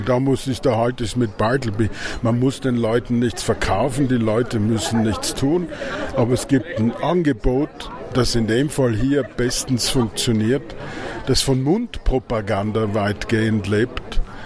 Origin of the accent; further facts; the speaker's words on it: Austria; das lernen wir als Tiroler und Vorarlberger